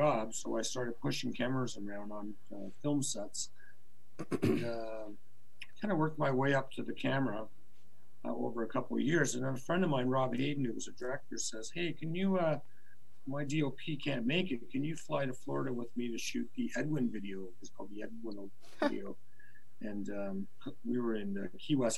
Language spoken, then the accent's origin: English; Hamilton, Ontario, Canada; also born or lived in Toronto; I was from Hamilton